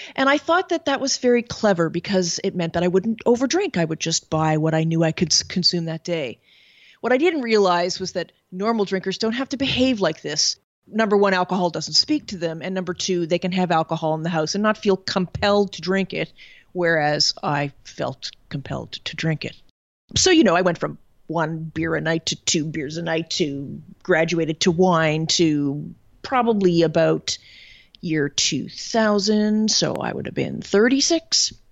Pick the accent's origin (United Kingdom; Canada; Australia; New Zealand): Canada; moved away as an adult; now in Paris, France; I'm originally from Canada, and I live in Paris, France